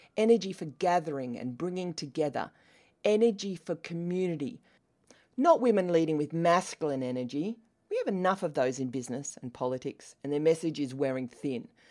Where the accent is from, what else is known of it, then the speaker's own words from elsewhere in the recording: Australia; accent: Australian; As you can tell by my accent, I am Australian.